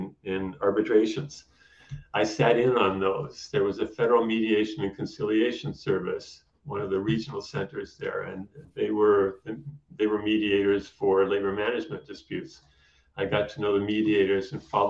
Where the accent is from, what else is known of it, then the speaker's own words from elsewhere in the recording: United States; now in Canada; I'm an American